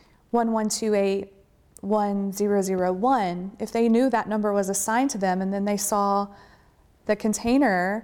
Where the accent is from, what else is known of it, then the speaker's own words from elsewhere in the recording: Texas, United States; I'm from Texas